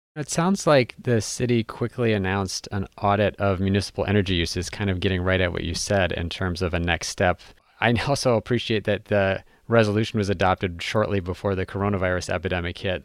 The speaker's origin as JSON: {"language": "English", "town": "Minneapolis", "region": "Minnesota", "country": "United States", "said": "I'm from Minneapolis"}